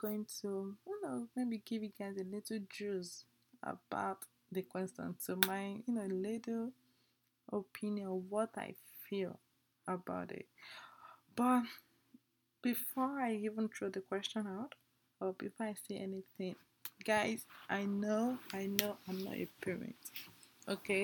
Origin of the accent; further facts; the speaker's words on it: Nigeria; I'm an Nigerian, okay? My parents are Nigerian